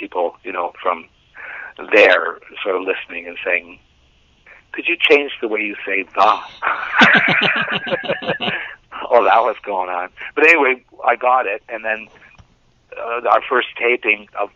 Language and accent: English; St. Thomas, Ontario, Canada; I grew up in St. Thomas, Ontario, which is not actually too far from where I live at the present